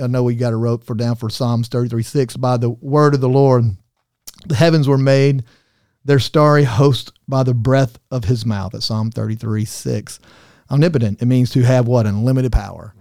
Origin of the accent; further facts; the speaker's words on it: Arkansas, United States; I'm from Arkansas